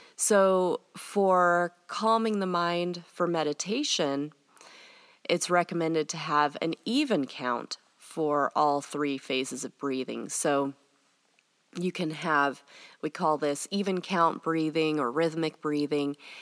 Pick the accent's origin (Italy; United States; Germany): United States; also born or lived in England; for me as an American